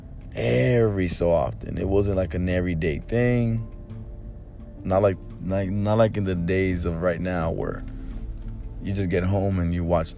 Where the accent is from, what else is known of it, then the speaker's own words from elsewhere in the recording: Chicago, Illinois, United States; first language Spanish; I was born in Chicago, Illinois, and my mom and dad, they basically spoke Spanish to me for my first 2 years of life